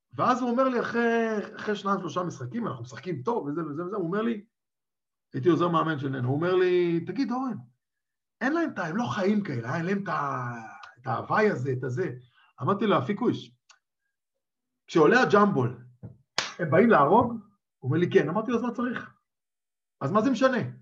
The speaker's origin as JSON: {"language": "Hebrew", "country": "Israel", "moved": "yes", "lives_now": "Czech Republic", "said": "אני גדלתי בתוך הכדורסל הישראלי"}